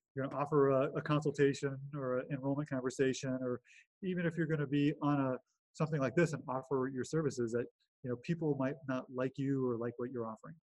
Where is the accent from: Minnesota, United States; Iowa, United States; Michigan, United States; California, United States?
California, United States; Los Angeles; now in Bay Area, United States; grew up in Los Angeles, California. Uh, currently live in the Bay Area in Northern California